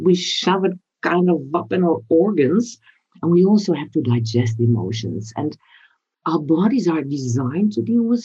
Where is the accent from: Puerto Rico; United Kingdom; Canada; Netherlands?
Netherlands; as we are both from the Netherlands